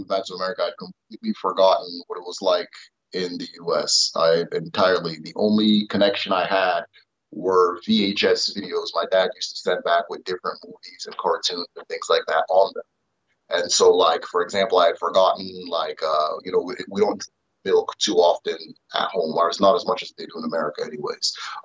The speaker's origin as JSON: {"language": "English", "region": "Nebraska", "country": "United States", "tie": "born or raised there", "also_born_or_lived": "Nigeria / Imo State, Nigeria", "said": "So I ended up growing up in Nebraska for a lot of times"}